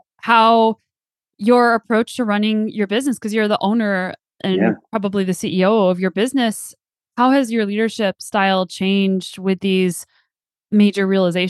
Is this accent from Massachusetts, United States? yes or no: no; New Mexico, United States; also born or lived in West Coast, Canada; now in Canada; I'm originally from the New Mexico.